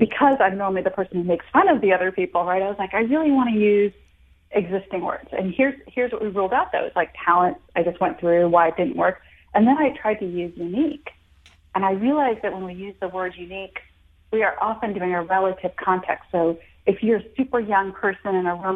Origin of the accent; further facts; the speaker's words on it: United States; also born or lived in India; I was born in India, but raised in America since I was 4 and a half, but still in a very traditional household